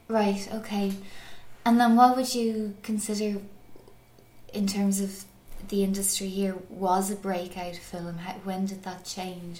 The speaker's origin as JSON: {"language": "English", "town": "Clonmel", "region": "Munster", "country": "Ireland", "said": "I'm from Clonmel"}